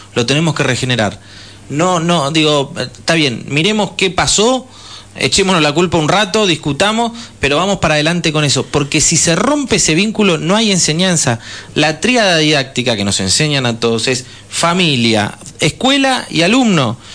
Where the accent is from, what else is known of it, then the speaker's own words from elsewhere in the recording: Argentina; Nos hicimos argentinos viniendo de la migración, viniendo de los pueblos originarios